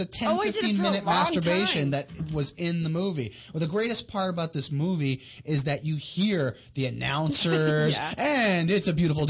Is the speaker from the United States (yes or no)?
no; Toronto, Ontario, Canada; Toronto, my hometown